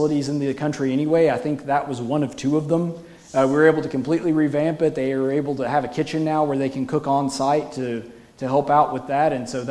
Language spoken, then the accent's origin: English; United States; as an American going over there